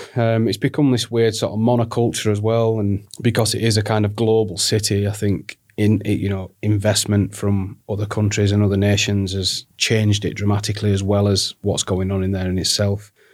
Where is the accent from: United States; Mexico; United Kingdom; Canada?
United Kingdom; the north of England; accent: northern